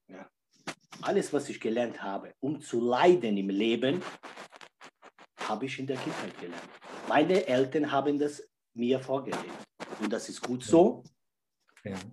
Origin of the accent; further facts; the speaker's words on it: Czechia; born there; Mein Körper wurde in Tschechien geboren, 41 Jahre, jung ist mein Körper.